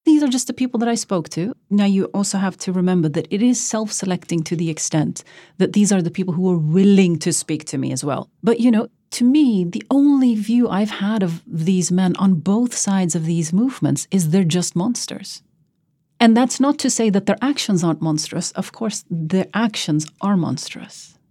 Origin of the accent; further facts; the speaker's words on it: Norway; moved away as an adult; born and raised in the West like me